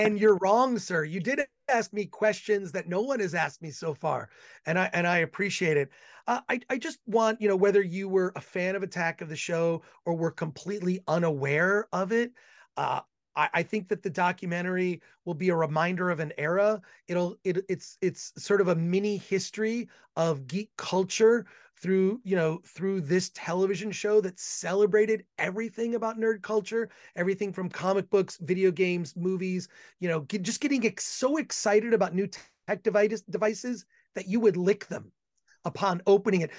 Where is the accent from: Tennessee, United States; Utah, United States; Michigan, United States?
Michigan, United States; Royal Oak; now in Los Angeles, United States; I'm originally from Michigan, Ro-, grew up in Royal Oak, Michigan, so I'm a Midwest guy